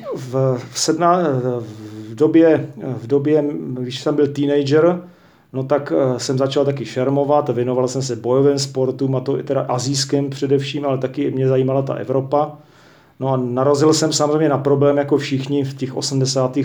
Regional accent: Czechia; jako Čech

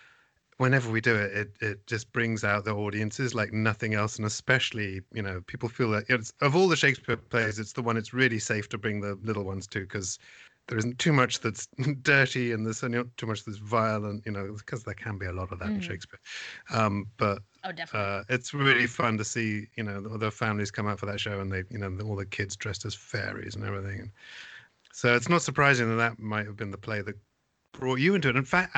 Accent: England, United Kingdom; moved away as an adult; now in United States; as many people know, I come from England. That's where I grew up and came over here.

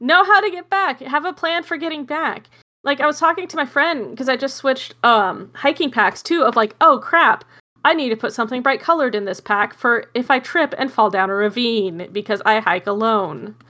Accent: Arizona, United States; I'm from Arizona.

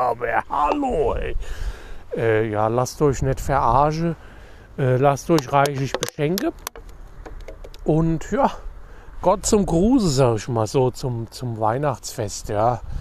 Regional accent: Hesse, Germany; wie wir hier sagen. Bei uns in Dienstlagen, bei Hesse, ja.

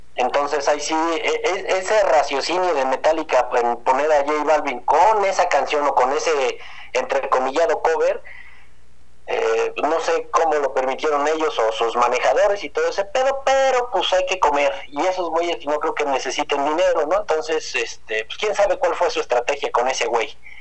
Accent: Tijuana, Baja California, Mexico; moved away; Yo viví en Tijuana un chingo de años. De hecho, nací en Tijuana

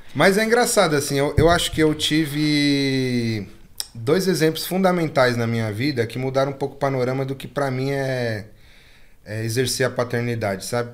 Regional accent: São Paulo, Brazil; eu sou nascido e criado na Piraporinha

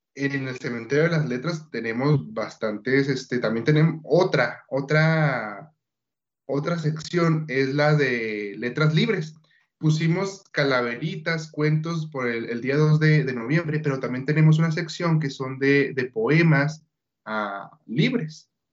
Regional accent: Bachíniva, Chihuahua, Mexico; also born or lived in Ciudad Juárez; Yo soy de una comunidad rural, soy del municipio de Bachíniva, de la comunidad El Porvenir

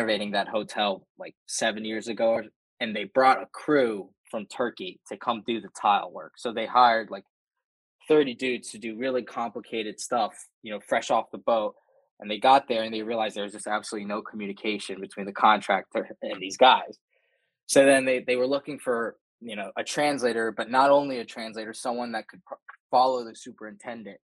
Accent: Baltimore, Maryland, United States; I'm from Baltimore, Maryland

